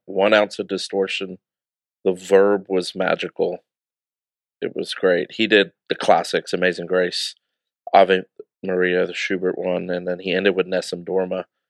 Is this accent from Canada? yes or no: no; United Kingdom; Being a British citizen